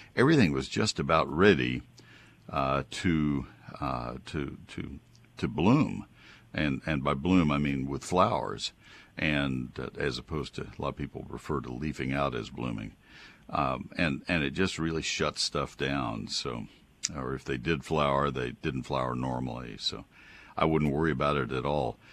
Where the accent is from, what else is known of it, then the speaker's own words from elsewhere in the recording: College Station, Texas, United States; moved away as an adult; also born or lived in Ohio; I grew up in College Station